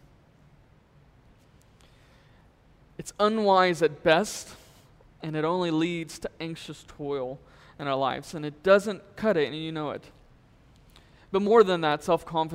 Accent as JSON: {"language": "English", "region": "Texas", "country": "United States", "tie": "born or raised there", "said": "I grew up in Texas"}